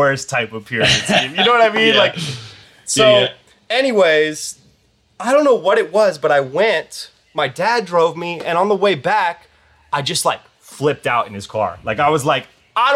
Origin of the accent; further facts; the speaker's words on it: Connecticut, United States; I grew up in Connecticut on the East Coast and I went to college there